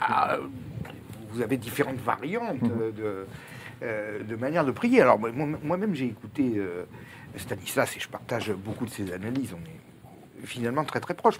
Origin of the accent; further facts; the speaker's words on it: Corsica, France; je suis corse